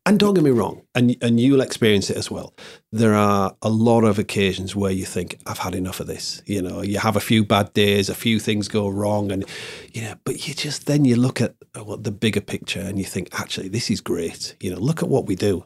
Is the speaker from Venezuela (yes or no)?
no; Hull, Yorkshire and the Humber, United Kingdom; I was born here. It's my, it's my hometown